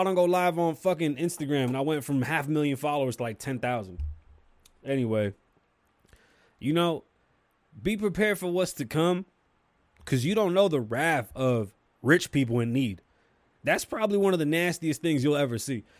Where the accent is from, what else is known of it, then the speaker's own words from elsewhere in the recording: New York City, New York, United States; I'm from New York City. I grew up in a building with Jamaicans